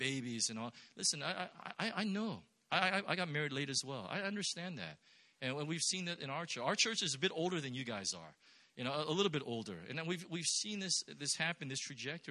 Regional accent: Irvine, California, United States; I'm from the Los Angeles area. I'm actually from Orange County, and I grew up in Irvine

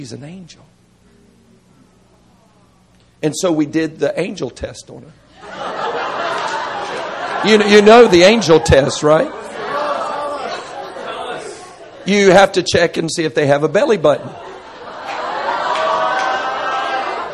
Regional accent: Florida, United States; I grew up in Florida.

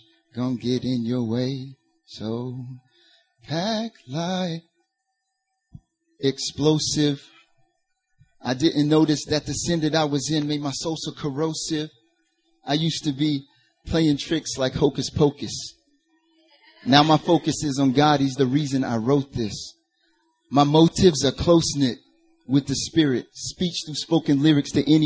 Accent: North Carolina, United States; accent: Southern; I'm originally from North Carolina

